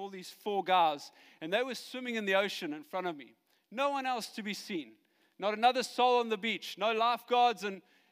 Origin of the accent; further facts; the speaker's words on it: Johannesburg, Gauteng, South Africa; I come from Joburg